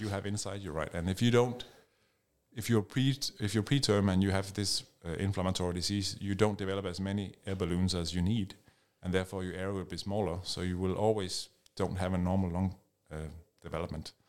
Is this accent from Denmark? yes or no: yes; Denmark; moved away as an adult; now in United Kingdom; I'm Danish, I'm from Denmark